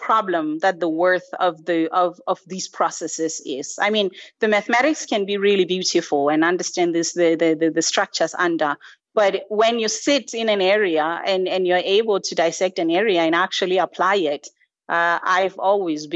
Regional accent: Lesotho; moved away as an adult; also born or lived in St. Paul, Minnesota, United States; I am actually originally from Lesotho, but I did most of my university in the US

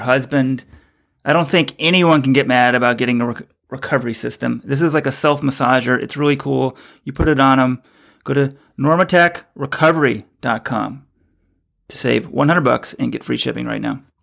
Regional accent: Texas, United States; also born or lived in New York; now in New England, United States; I'm from Texas

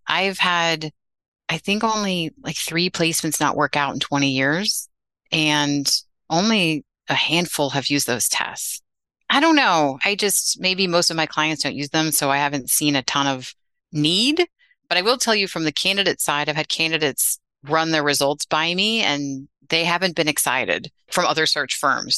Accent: Westchester, New York, United States; I grew up in Westchester outside the city

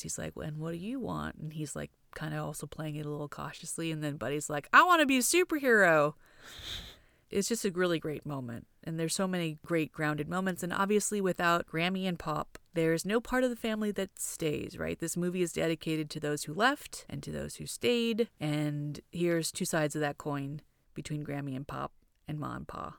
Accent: Torrance, California, United States; also born or lived in Hawthorne; Torrance, where we grew up

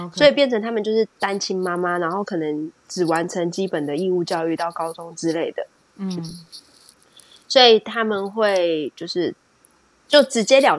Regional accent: Taiwan; now in United Kingdom; 谁外国人谁跟你外国人？我台湾人

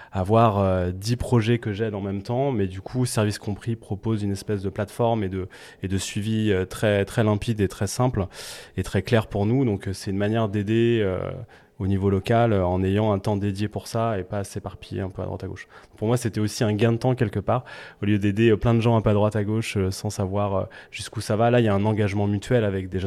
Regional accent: Nantes, Pays de la Loire, France; moved away as an adult; parce que j'ai grandi à Nantes de, 7 à 18 ans, et après j'y suis parti, et j'avais vraiment pas du tout le projet de revenir euh, monter une boîte à Nantes à la base.

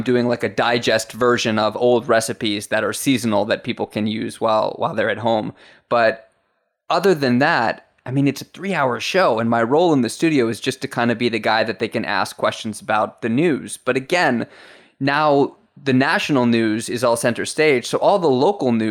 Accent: Florida, United States; moved away as an adult; now in Japan; I'm from Florida

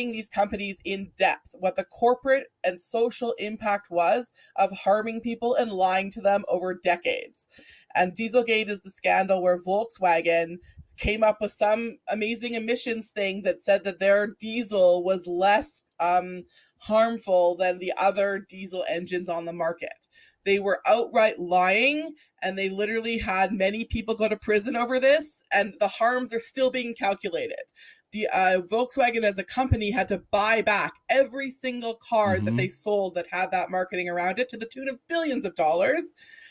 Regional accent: Alberta, Canada; Liam, is someone that I grew up with here in Alberta

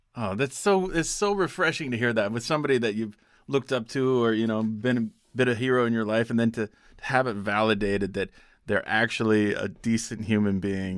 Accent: Pocatello, Idaho, United States; my hometown of Pocatello, Idaho

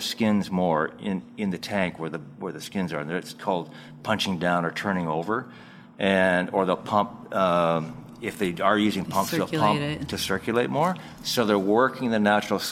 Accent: Canada; moved away; I'm from Canada

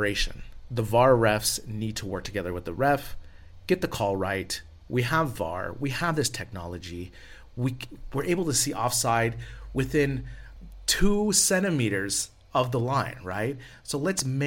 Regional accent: San Francisco Bay Area, California, United States; I'm from San Francisco Bay Area

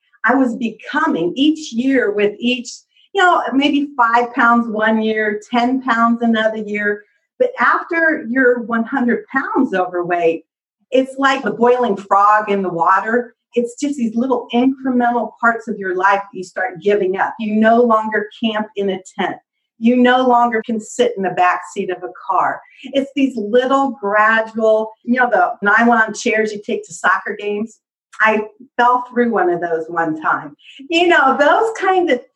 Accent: Indiana, United States; I'm from Indiana

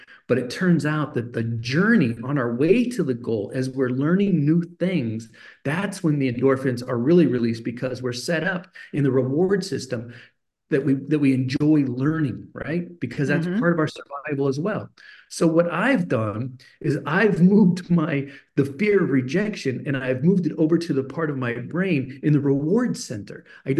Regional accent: Germany; Even though I had this incredible, unusual childhood growing up in Germany, my dad was this really interesting man.

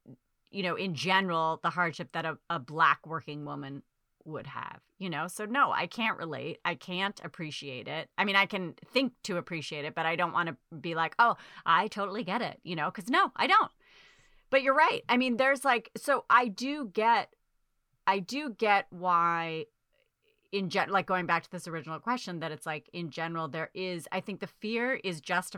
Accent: Dorchester, Massachusetts, United States; I was from Dorchester. Yeah.

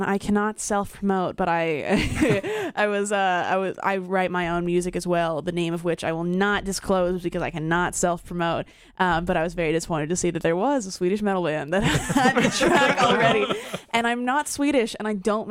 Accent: Canada; I'm Canadian

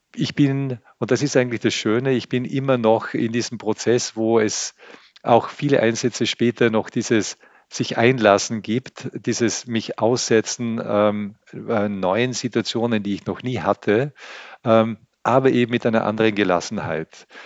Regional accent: Austria; als Österreicher bin ich enorm privilegiert. Ich lebe in einem reichen Land

